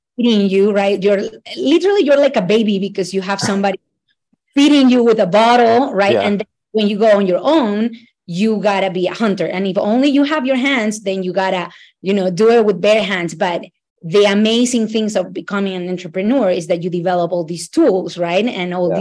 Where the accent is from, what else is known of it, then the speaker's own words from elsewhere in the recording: Ecuador; now in United States; I am originally from Ecuador.